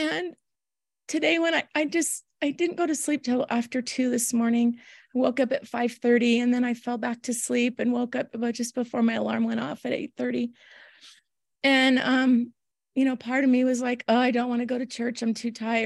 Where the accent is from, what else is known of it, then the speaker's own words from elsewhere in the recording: Houston, Texas, United States; moved away; I grew up in Houston